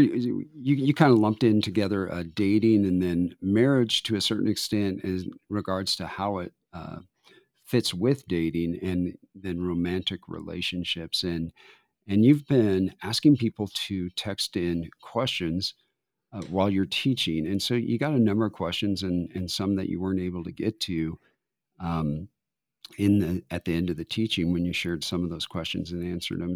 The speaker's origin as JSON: {"language": "English", "town": "Denver", "region": "Colorado", "country": "United States", "tie": "born or raised there", "moved": "as an adult", "said": "I grew up in Denver"}